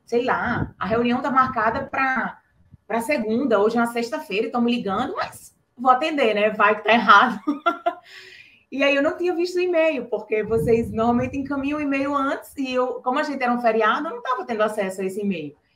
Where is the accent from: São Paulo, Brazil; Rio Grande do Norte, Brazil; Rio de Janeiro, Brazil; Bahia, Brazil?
Rio Grande do Norte, Brazil; Natal; sou aqui de Natal, Rio Grande do Norte